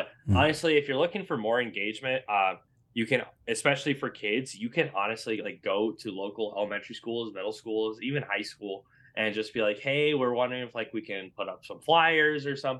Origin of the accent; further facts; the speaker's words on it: Iowa, United States; And then now I'm at a different store now back in my hometown. And just, you know, I help a lot with other organizers trying to get their leagues off the ground. We have even more stores that are trying to get off the ground here in Central Iowa.